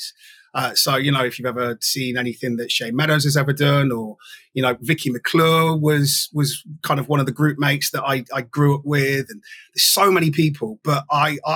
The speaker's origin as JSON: {"language": "English", "town": "Nottingham", "region": "East Midlands", "country": "United Kingdom", "tie": "born or raised there", "said": "I'm an only child, born and raised in Nottingham, a part of Nottingham called Arnold."}